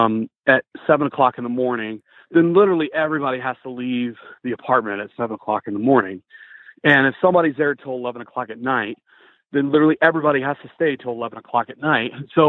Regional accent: Greenville, South Carolina, United States; I'm from Greenville, South Carolina. I'm 28 years old

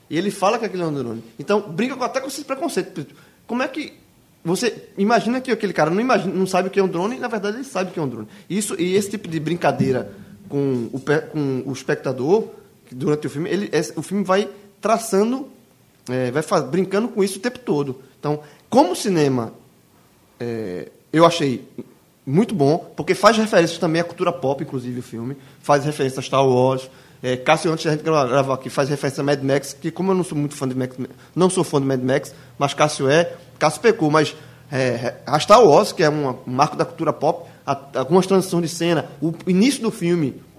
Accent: Northeast Region, Brazil; adoração a armas, isso, na verdade, está enraizada na nossa, na nossa vida desde muito tempo, desde como nordestino.

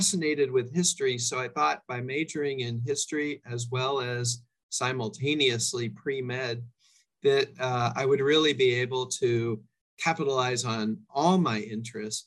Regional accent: Orinda, California, United States; I grew up in Northern California, actually a bit of a rarity, a fourth generation Californian.

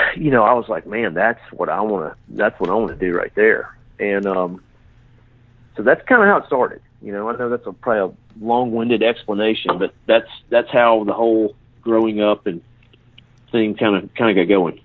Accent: Haleyville, Alabama, United States; me and you are from the same town, so we're, we're both from Haleyville, Alabama

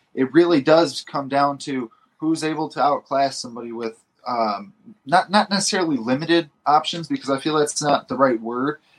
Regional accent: Detroit, Michigan, United States; I'm from Detroit and that's fight fan from the 313

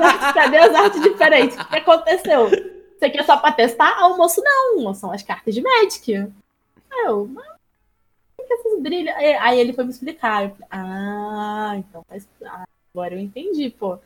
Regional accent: Areal, Rio de Janeiro, Brazil; moved away as an adult; also born or lived in Petrópolis; now in São Paulo, Brazil; Eu nasci em Petrópolis, que é uma cidade da região serrana do Rio, mas eu fui criada em Areal, que é uma outra cidadezinha mínima de 11 mil habitantes do lado de Petrópolis

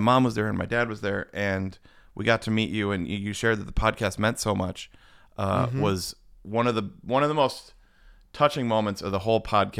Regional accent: Florida, United States; I'm from Florida.

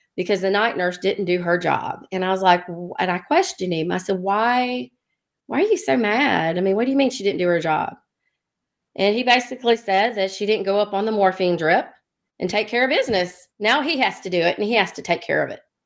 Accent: Dothan, Alabama, United States; also born or lived in Birmingham, Alabama; I'm from Alabama, Lower Alabama, Dothan, Alabama

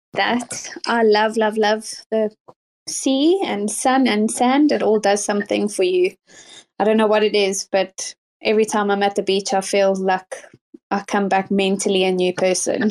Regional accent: South Africa; now in United Kingdom; I was born and raised in South Africa and currently live in the UK

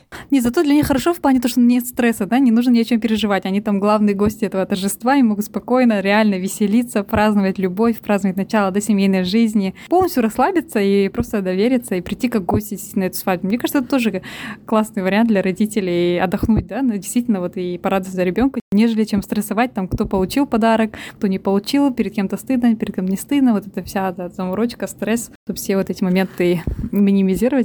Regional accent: Almaty, Kazakhstan; now in London, United Kingdom; Я живу и работаю в Лондоне, сама родом с Казахстана, с Алматы

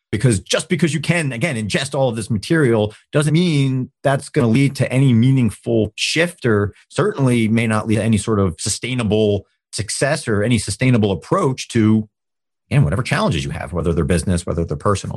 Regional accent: New Jersey, United States; moved away as an adult; now in Pittsburgh, United States; I was from New Jersey

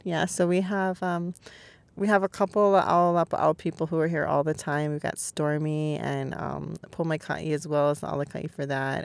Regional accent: California, United States; moved away as an adult; also born or lived in New York City; now in Maui, United States; I was born and raised in California and lived in New York City for eleven years

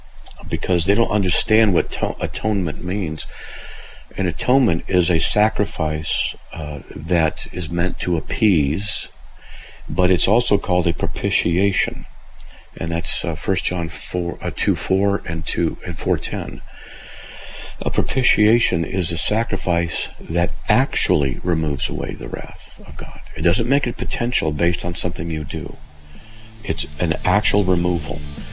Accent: California, United States; I'm from Southern California, and there were certain areas you didn't go into because in one area it was, let's just say, the ghetto.

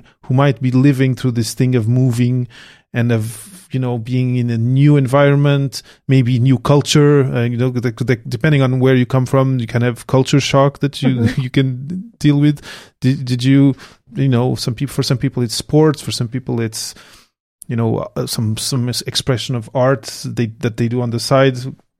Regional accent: Portugal; moved away as an adult; now in Montreal, Canada; I came from Portugal to Montreal to do my PhD here.

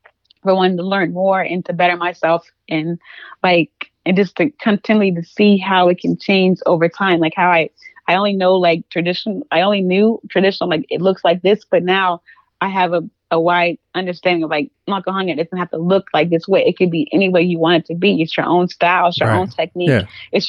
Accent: the South, United States; Like, of course I grew up in the South, so I know what nature is like, but like I wasn't walking to the grocery store.

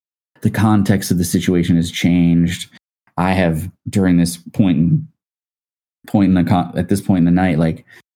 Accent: Dundalk, Maryland, United States; I grew up like right outside of Baltimore in a town called Dundalk.

